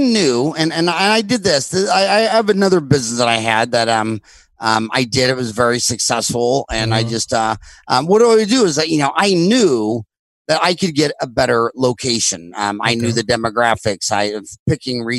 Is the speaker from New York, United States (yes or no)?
no; Kansas, United States; moved away as an adult; now in Phoenix, United States; growing up in Kansas